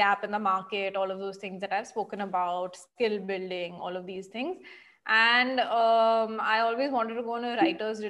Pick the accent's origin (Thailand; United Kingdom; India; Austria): India; Mumbai, Maharashtra; I'm from Bombay.